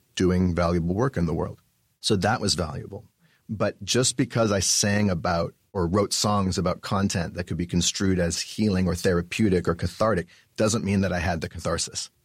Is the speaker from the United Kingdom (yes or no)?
no; Vancouver, British Columbia, Canada; born or raised there; moved away as an adult; also born or lived in New York / Montreal